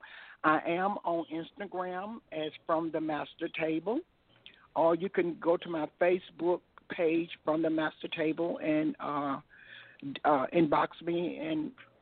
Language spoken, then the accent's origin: English; Tuscaloosa, Alabama, United States; Stemmer College in Tuscaloosa, my hometown